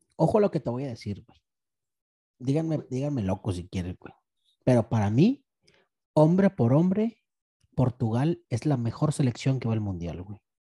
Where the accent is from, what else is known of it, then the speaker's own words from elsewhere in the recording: Mexico; yo soy mexicano